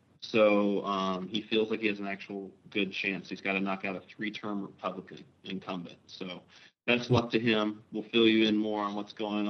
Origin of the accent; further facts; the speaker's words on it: Kentucky, United States; I'm from Kentucky, too. I'm from Kentucky.